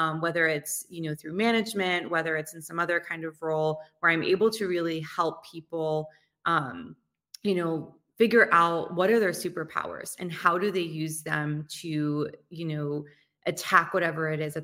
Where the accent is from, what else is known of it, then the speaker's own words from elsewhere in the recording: Dover, Delaware, United States; moved away; also born or lived in Hoboken, New Jersey; I actually grew up in Delaware, believe it or not. I was born in Delaware